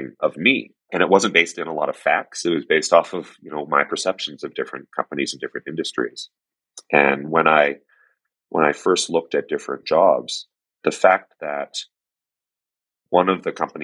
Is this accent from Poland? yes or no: no; Canada; I grew up in Canada, My family were first-generation immigrants